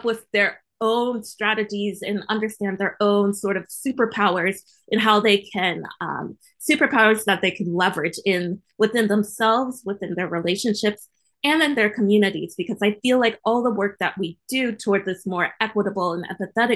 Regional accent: Virginia, United States; I come from the sticks. I come from Virginia, right near the West Virginia line

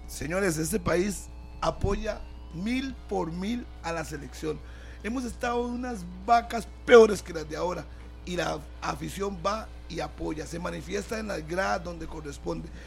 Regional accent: Costa Rica; todos somos costarricenses

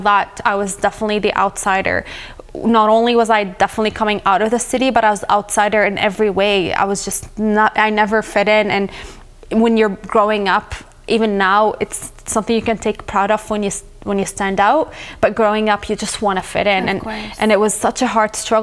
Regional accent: South Governorate, Lebanon; moved away; I grew up in a war zone. I'm from South Lebanon

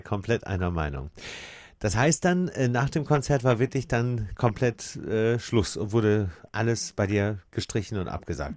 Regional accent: Hamburg, Germany; als Hamburger

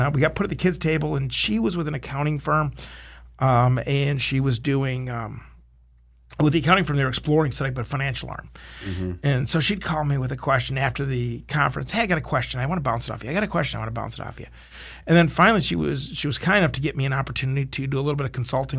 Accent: Detroit, Michigan, United States; I'm a boy from Detroit.

